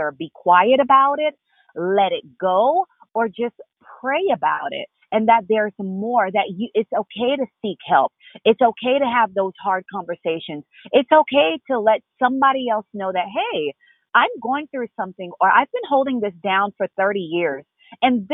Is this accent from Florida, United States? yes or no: yes; Florida, United States; also born or lived in Haiti; I was born in Haiti and raised here in Florida